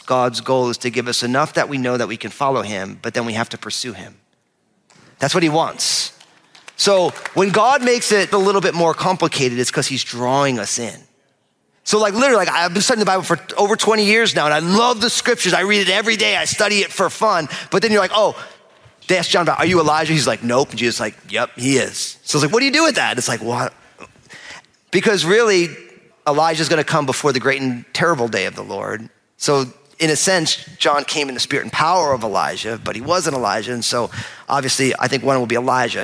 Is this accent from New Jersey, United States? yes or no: yes; New Jersey, United States; I'm from New Jersey